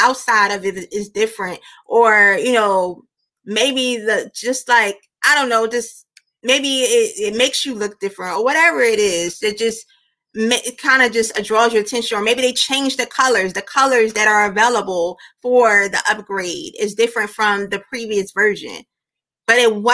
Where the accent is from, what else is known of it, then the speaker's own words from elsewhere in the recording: Philadelphia, Pennsylvania, United States; moved away as an adult; also born or lived in Georgia; I was born and raised in Philly